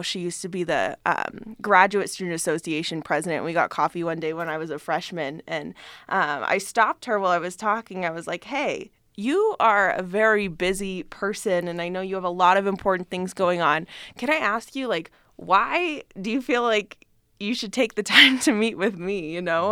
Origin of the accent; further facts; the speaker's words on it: Reno, Nevada, United States; I'm from Reno